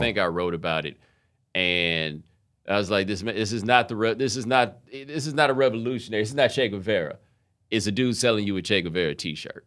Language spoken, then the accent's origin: English; Houston, Texas, United States; moved away as an adult; also born or lived in Atlanta, Georgia; I was born in Atlanta, we moved to Houston when I was seven.